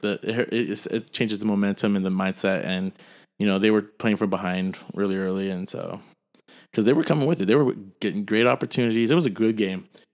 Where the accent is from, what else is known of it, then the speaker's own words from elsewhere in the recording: San Jose, California, United States; we grew up in San Jose.